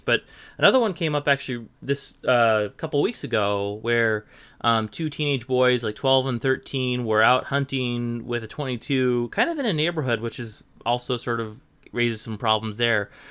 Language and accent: English; Portland, Oregon, United States; I grew up in Portland